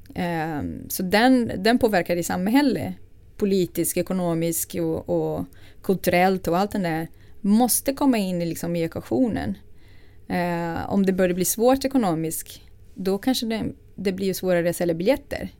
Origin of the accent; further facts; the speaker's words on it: Rio de Janeiro, Brazil; Swedish is a second language; moved away as an adult; now in Sweden; jag är född i Brasilien, eh, från Rio. Eh, och jag är uppvuxen i en medelklassfamilj